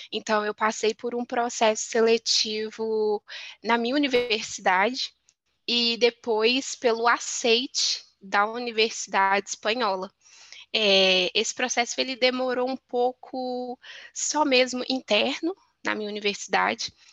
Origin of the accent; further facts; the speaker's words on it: Belo Horizonte, Minas Gerais, Brazil; moved away as an adult; now in Spain; eu sou de Belo Horizonte, capital mineira de Minas Gerais.